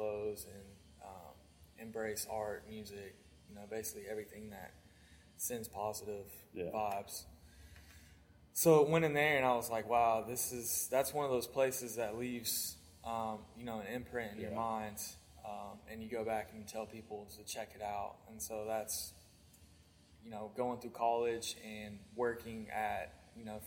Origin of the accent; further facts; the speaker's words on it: Johnson City, Tennessee, United States; now in Charleston, United States; So where I grew up is Johnson City